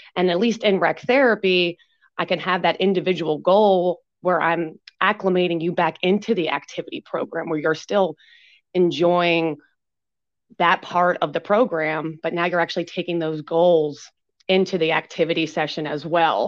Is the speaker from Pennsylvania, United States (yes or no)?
yes; Pennsylvania, United States; now in Marietta, Georgia, United States; I'm originally from Pennsylvania